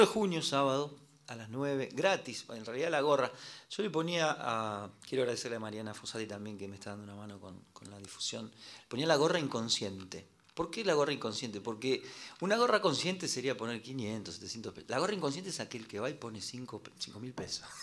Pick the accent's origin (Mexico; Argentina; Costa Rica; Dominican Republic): Argentina; Morón, Buenos Aires Province; Soy de Morón